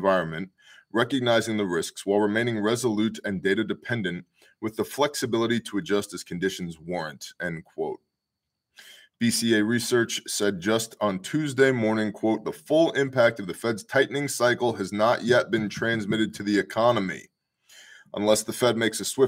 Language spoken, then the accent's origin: English; United States; as American men